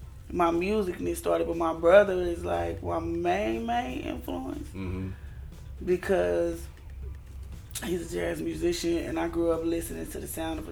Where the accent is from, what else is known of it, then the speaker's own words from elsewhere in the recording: Ferguson, Missouri, United States; moved away as an adult; also born or lived in Dellwood, Missouri; So, that's where I was born. And then I grew up mostly in Ferguson on Forestwood.